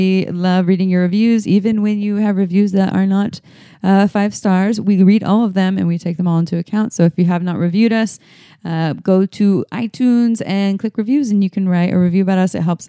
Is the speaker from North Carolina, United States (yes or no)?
no; Santa Cruz, California, United States; I'm high maintenance. I'm from Santa Cruz.